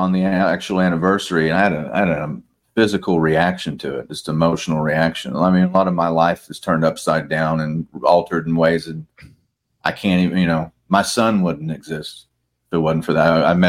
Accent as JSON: {"language": "English", "country": "United States", "said": "I'm an American, and I hear a lot of my fellow Americans are very, because of their Christian Zionism, are very much pro-Israel"}